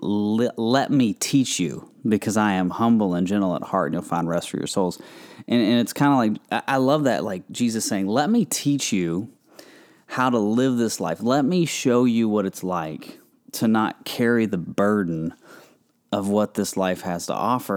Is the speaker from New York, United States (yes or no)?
no; Kentucky, United States; I'm from Kentucky. We have a lot of farm country around there